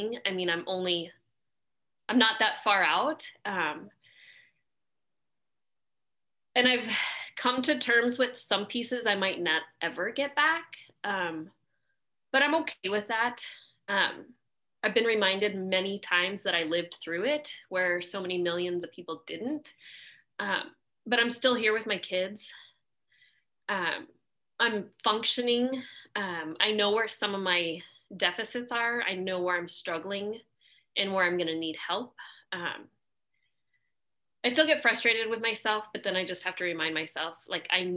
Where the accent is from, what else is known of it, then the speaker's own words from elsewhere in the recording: Alaska, United States; I've born and raised in Alaska